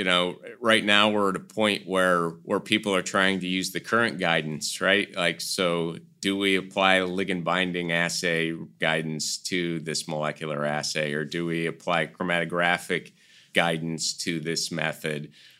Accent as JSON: {"language": "English", "town": "Kansas City", "region": "Missouri", "country": "United States", "tie": "born or raised there", "lives_now": "North Carolina, United States", "said": "But I was born and raised on Kansas City barbecue, and it's just not the same here."}